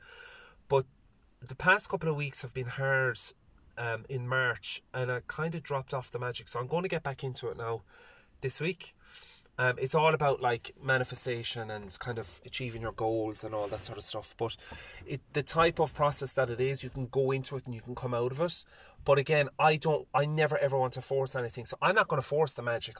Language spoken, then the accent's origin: English; Ireland; I also love being an Irish man